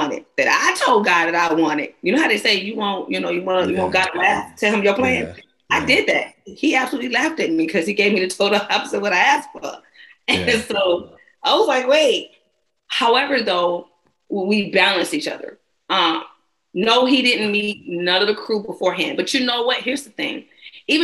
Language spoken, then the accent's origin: English; Georgia, United States; I'm a Georgia girl